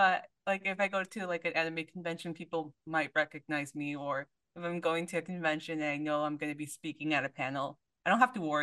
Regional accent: San Diego, California, United States; that's like my hometown convention

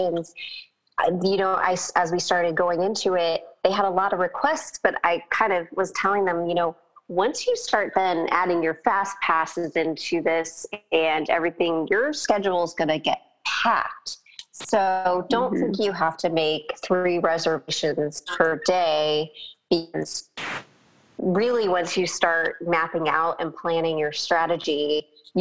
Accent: Orange County, California, United States; growing up in Orange County

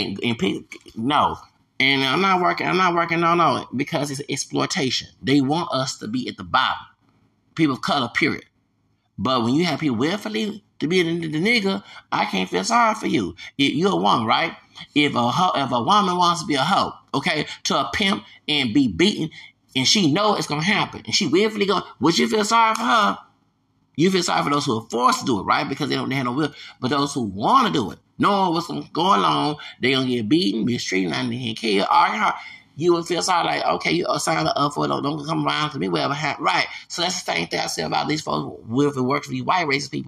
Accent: United States; I'm American.

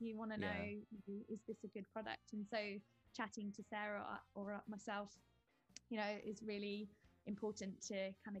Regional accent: United Kingdom; it's funny for me being a British woman coming back to the UK kind of as an adult and sort of seeing how British people live was quite interesting

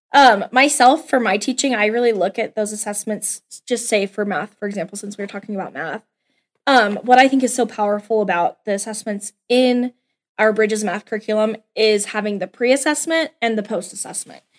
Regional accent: Cheyenne, Wyoming, United States; moved away as an adult; also born or lived in Laramie, Wyoming; now in Scottsbluff, United States; I'm from Cheyenne, born and raised.

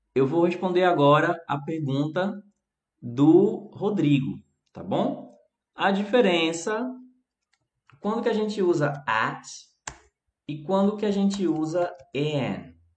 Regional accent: Recife, Pernambuco, Brazil; Eu falo de um jeito e eu sou aqui do Recife, que é eu poderia dizer extremo nordeste

